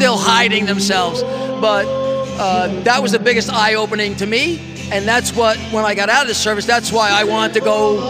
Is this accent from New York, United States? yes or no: yes; Saugerties, New York, United States; moved away as an adult; also born or lived in Adirondacks; Originally from Saugerties, Woodstock, New York.